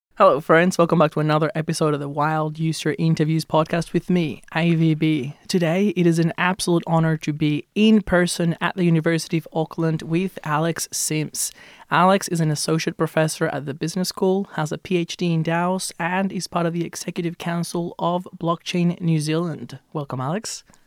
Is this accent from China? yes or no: no; Venezuela; now in Australia; I grew up in Venezuela. I moved to Australia in two thousand and eight.